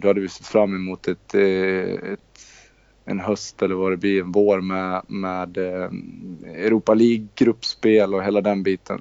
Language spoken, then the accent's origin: Swedish; Borlänge, Dalarna County, Sweden; moved away as an adult; also born or lived in Netherlands; now in Borås, Sweden; Jag kommer från Borlänge. Born and raised och, eh, sen flyttade jag till Borås, eh, när jag var nitton